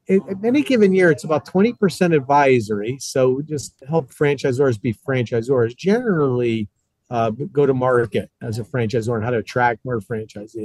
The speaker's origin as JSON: {"language": "English", "region": "New England", "country": "United States", "said": "I'm from New England"}